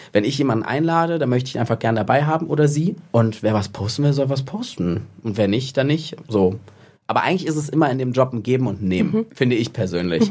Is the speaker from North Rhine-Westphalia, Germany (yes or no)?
yes; Cologne, North Rhine-Westphalia, Germany; ich komme aus Köln, bin jetzt in Düsseldorf verbotenerweise